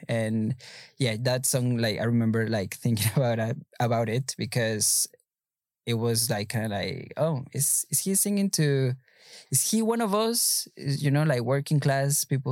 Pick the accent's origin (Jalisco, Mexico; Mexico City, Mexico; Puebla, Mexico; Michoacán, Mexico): Mexico City, Mexico; growing up in Mexico City, well, you have to uh, have in mind that uh, Mexico City is uh, very Catholic